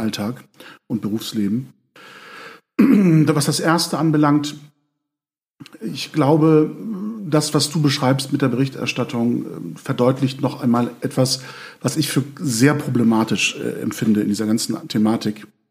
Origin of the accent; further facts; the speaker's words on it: Lübeck, Schleswig-Holstein, Germany; in Lübeck, äh, meiner Heimatstadt